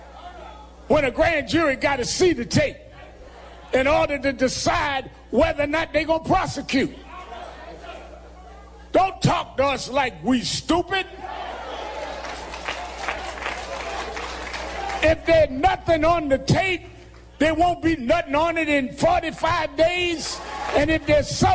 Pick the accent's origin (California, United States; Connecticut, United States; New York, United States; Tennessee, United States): New York, United States; I come from New York